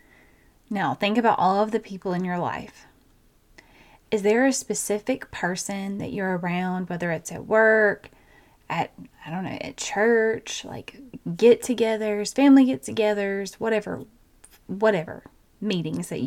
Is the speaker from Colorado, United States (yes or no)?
no; Georgia, United States; I have a twin because I'm from Georgia.